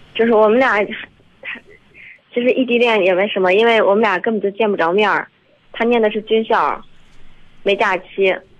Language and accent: Chinese; Hebei, China; 我是河北的